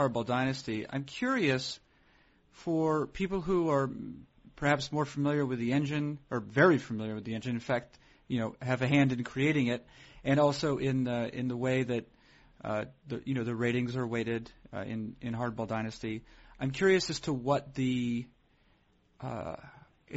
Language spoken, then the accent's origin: English; New England, United States; I'm from New England